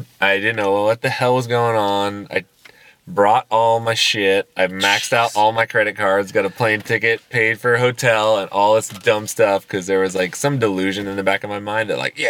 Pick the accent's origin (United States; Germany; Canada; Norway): United States; Modesto, California; I'm from Modesto.